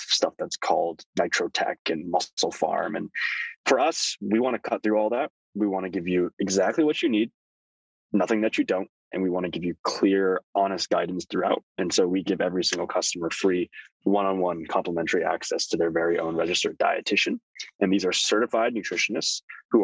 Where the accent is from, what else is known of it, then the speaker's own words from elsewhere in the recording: Thousand Oaks, California, United States; also born or lived in Toronto, Canada; we moved to a little sleepy town called Thousand Oaks, north of Los Angeles. And that's where I grew up